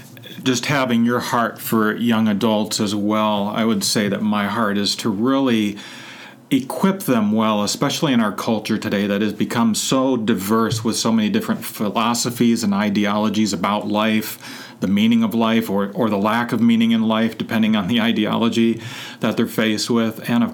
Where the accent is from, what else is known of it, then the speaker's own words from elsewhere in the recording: Phoenix, Arizona, United States; I grew up in Phoenix all of my life, otherwise known as the Valley of the Sun.